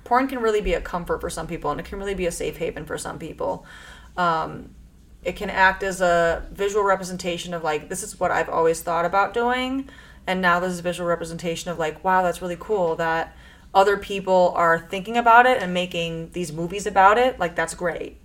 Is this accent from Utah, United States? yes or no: no; Chicago, Illinois, United States; I grew up in Chicago, which is like very liberal